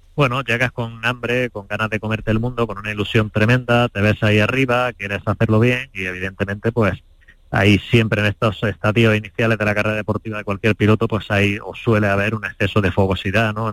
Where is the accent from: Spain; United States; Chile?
Spain; Como español